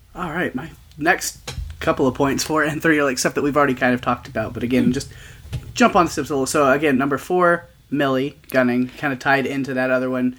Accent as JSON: {"language": "English", "region": "the South", "country": "United States", "tie": "born or raised there", "said": "growing up in the South and evangelical stuff"}